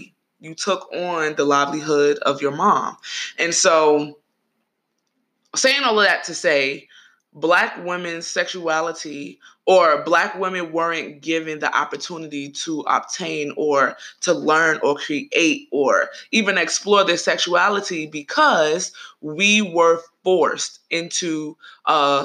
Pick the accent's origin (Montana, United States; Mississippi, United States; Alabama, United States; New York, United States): New York, United States; I'm from New York